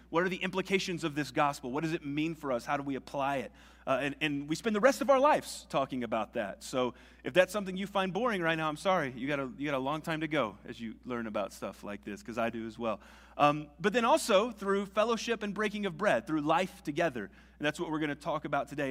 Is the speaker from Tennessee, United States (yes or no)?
yes; Nashville, Tennessee, United States; moved away as an adult; also born or lived in Socorro, New Mexico; I grew up in a suburb of Nashville